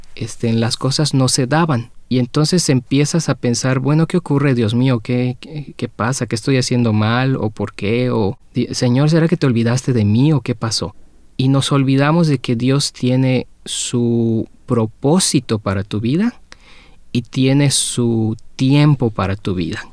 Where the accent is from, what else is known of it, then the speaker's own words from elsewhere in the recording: Mexico; moved away; yo vengo de México